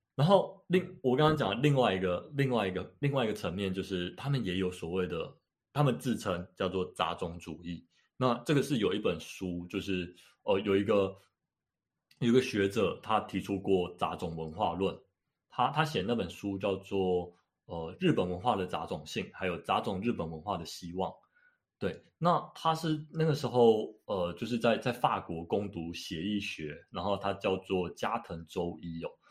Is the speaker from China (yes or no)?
no; Taiwan; 我是纯的台湾人